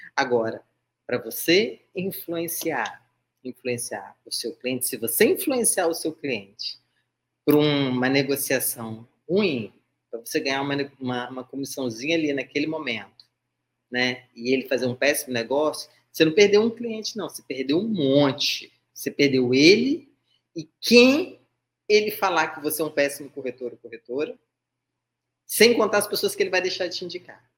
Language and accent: Portuguese; Vitória, Espírito Santo, Brazil; Eu sou do Espírito Santo. Vitória, tá? Vitória Vila Velha